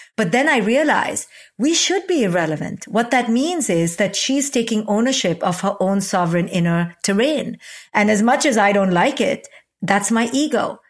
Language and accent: English; India; moved away as an adult; a twenty-one-year-old recent immigrant from India